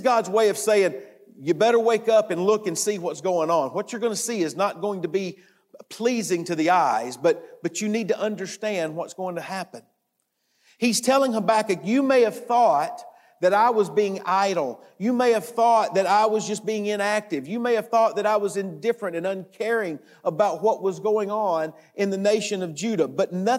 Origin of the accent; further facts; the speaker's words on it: United States; We're from the United States and we sometimes say we're from America